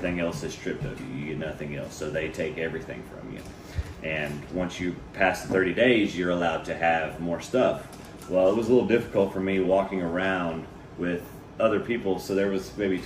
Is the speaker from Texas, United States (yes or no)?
yes; Pearland, Texas, United States; also born or lived in Webster, Texas; I grew up in Webster, and once I moved to Pearland, started going to Pearland School District